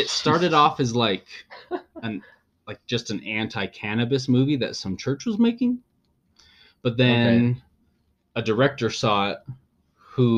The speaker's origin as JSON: {"language": "English", "region": "Utah", "country": "United States", "said": "we're from Utah. We live in Utah"}